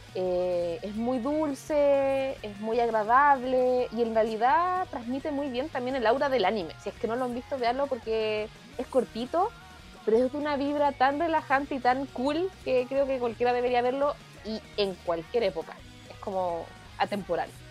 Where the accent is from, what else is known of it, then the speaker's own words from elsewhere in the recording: Chile; como bien chileno decimos